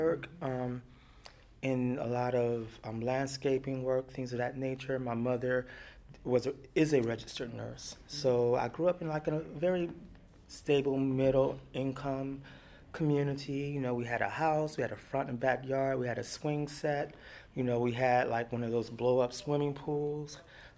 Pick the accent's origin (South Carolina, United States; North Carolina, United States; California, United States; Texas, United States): Texas, United States; Beaumont; also born or lived in Heidelberg, Germany; now in New York, United States; I grew up in Beaumont, Texas